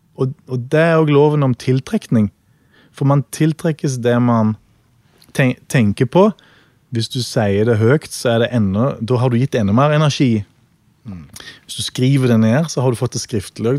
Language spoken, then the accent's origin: Norwegian; Norway; vi er fra Norge